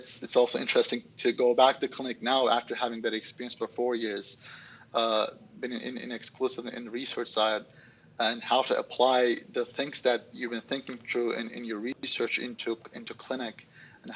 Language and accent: English; Istanbul, Turkey; now in United States; I'm originally from Istanbul, Turkey.